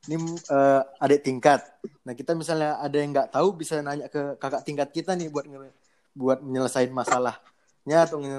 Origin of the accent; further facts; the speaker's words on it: Medan, North Sumatra, Indonesia; pengalaman dari yang kurasain sebagai warga Medan yang uh, udah berkuliah di satu semester nih.